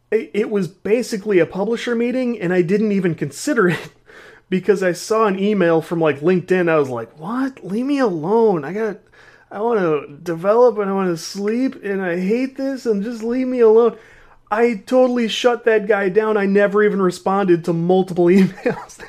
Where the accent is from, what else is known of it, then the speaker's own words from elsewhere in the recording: Midwest, United States; I'm a dude from the Midwest